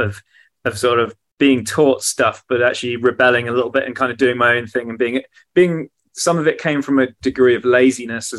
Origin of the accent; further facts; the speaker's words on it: South Hams, Devon, South West England, United Kingdom; also born or lived in Plymouth; so I was born in Devon in the southwest of England. Okay. In a city called Plymouth, and kind of grew up in the South Hams